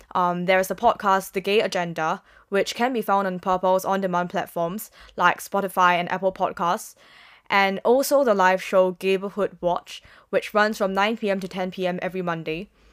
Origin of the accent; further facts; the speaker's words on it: Singapore; moved away; as a Singaporean